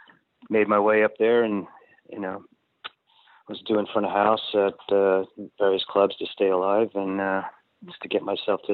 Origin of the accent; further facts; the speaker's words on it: Queens, New York, United States; born there; also born or lived in Pennsylvania / Florida; I was born in Queens.